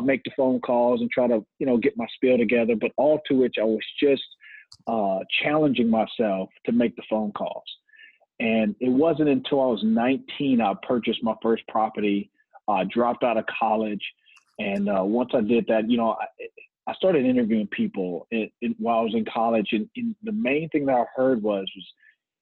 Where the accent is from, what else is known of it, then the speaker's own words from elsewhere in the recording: Lafayette, Louisiana, United States; I'm born and raised in Lafayette, Louisiana, and been here all my life